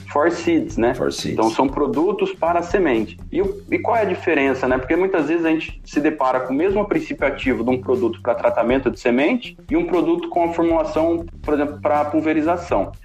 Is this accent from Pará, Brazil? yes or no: no; Holambra, São Paulo, Brazil; eu sou natural de São Paulo, de Olambra, a terra das flores